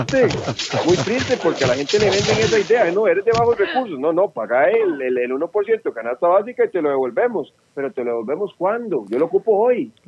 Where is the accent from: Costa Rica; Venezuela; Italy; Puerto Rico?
Costa Rica; A mí mi tata y mi mamá me parieron tico, así que defiendo mi tierra tica